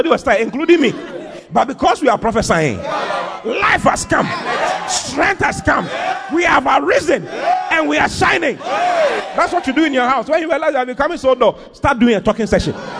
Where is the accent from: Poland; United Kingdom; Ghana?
Ghana